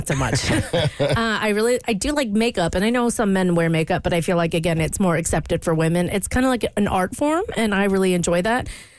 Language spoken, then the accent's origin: English; United Kingdom; my family, I mean, I'm British. My family's British. And so I was traveling to specifically London by myself at a very young age, like 12 to 13.